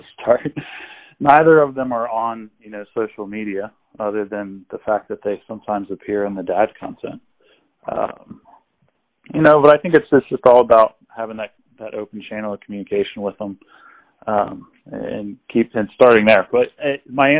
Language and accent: English; Cincinnati, Ohio, United States; I grew up in Cincinnati